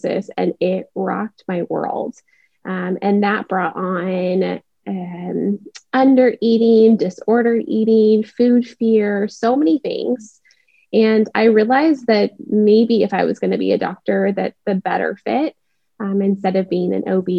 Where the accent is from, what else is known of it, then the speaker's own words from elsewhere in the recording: Seattle, Washington, United States; now in Dallas, United States; I live in Dallas, Texas. I grew up in Seattle